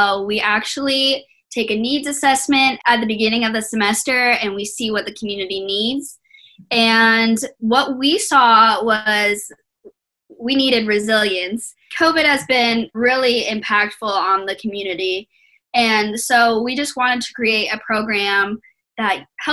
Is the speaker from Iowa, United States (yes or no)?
yes; Cedar Rapids, Iowa, United States; moved away as an adult; now in Iowa City, United States; I grew up in Cedar Rapids.